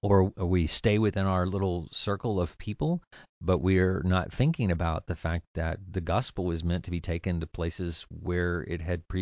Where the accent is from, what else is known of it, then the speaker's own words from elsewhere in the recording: the South, United States; And I'm from the South.